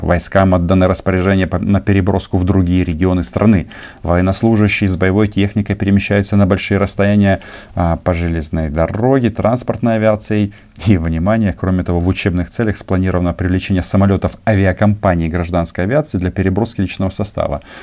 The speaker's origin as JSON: {"language": "Russian", "country": "Ukraine", "said": "мы, украинцы"}